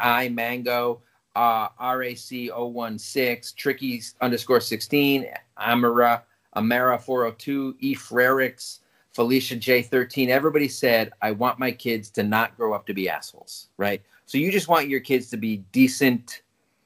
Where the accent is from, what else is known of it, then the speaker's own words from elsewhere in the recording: New Haven, Connecticut, United States; I grew up in the New Haven area